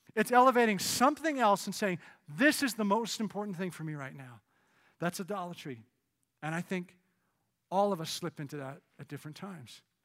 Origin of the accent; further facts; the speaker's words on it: Canada; moved away; Growing up in Canada